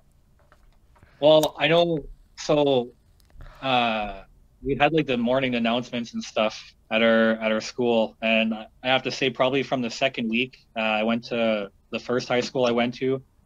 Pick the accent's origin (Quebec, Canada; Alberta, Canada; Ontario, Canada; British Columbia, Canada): Ontario, Canada; Sudbury; now in Toronto, Canada; in my hometown, um, it kind of just like blew up to be a cool Sudbury rapper and then everybody all of a sudden was a fucking rapper in that town